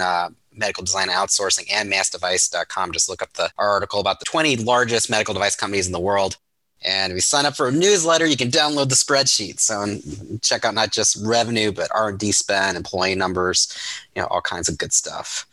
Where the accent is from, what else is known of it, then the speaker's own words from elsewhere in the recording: Ohio, United States; I grew up in Ohio